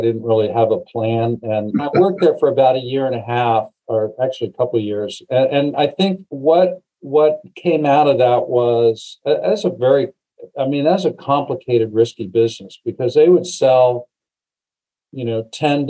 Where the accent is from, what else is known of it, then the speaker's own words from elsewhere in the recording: Erie, Pennsylvania, United States; moved away as an adult; also born or lived in Arizona / California / Southern Ohio / New York; I really grew up, you know, junior or middle school and high school in Erie, Pennsylvania, up on the lake.